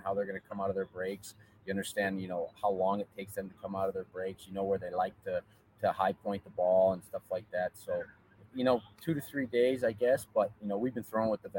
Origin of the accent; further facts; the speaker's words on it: Orchard Park, New York, United States; moved away as an adult; also born or lived in Texas; I'm from Orchard Park, New York, a little suburb outside of Buffalo